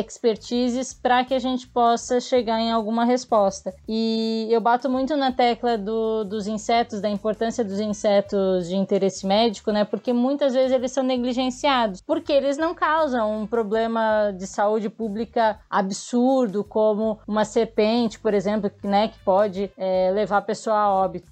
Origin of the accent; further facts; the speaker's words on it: Imbituba, Santa Catarina, Brazil; moved away; also born or lived in São Paulo; Eu sou de Imbituba, eu sou de uma cidade vizinha de Tubarão